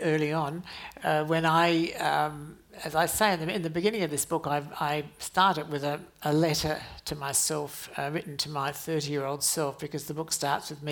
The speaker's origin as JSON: {"language": "English", "town": "Adelaide", "region": "South Australia", "country": "Australia", "tie": "born or raised there", "said": "when I was growing up in Adelaide"}